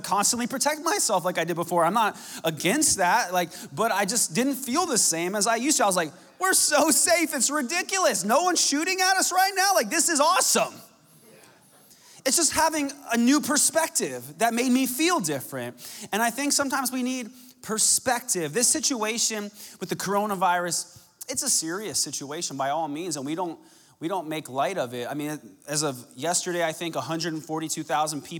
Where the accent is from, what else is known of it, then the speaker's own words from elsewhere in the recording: Arizona, United States; when I was a young man growing up in Arizona